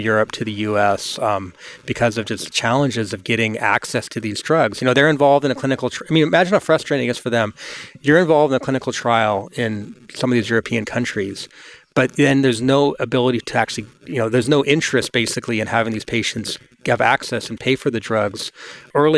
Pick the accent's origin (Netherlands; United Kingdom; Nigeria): United Kingdom; England; now in United States; I grew up in England